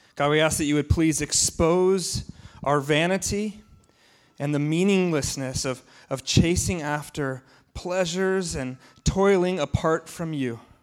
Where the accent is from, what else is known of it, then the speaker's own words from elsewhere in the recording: United States; as an American